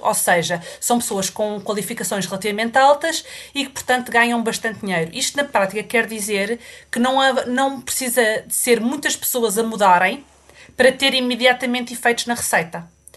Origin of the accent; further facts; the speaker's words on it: Portugal; moved away as an adult; now in United Kingdom; eu saí de Portugal uh, quando acabei, uh, pouco depois de ter acabado a faculdade